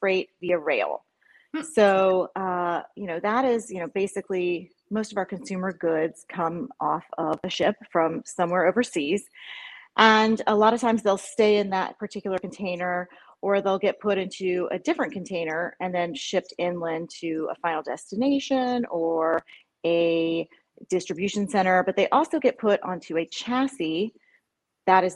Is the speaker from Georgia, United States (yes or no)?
yes; Atlanta, Georgia, United States; moved away as an adult; now in Northeast Florida, United States; I grew up in Atlanta, Georgia